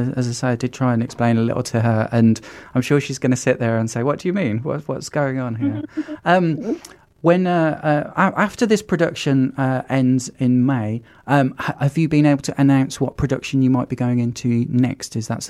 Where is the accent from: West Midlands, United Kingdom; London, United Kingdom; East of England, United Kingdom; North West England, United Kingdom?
West Midlands, United Kingdom; Birmingham; growing up in Birmingham and having Cadbury's in our city and it being that something that's like inherent in our city culture